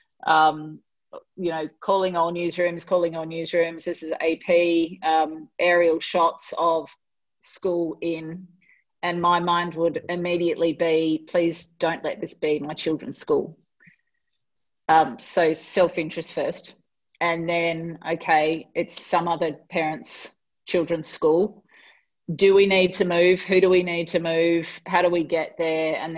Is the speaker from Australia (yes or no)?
yes; Australia; being an Australian